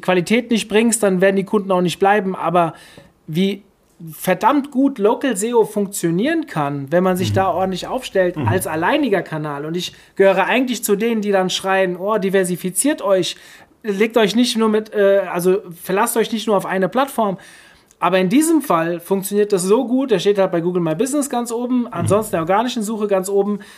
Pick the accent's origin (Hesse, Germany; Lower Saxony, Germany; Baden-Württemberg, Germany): Hesse, Germany; Hofheim am Taunus; Friseur Hofheim, meine Heimatstadt